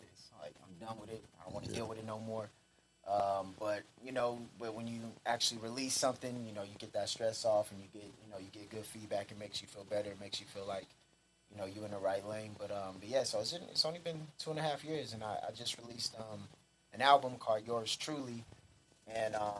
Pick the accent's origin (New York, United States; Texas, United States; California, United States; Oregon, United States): California, United States; Los Angeles; moved away as an adult; Yeah, I'm originally from Los Angeles, California. Me and my boy Rich, we from L.A. I moved out here, I want to say like 12, 13 years ago.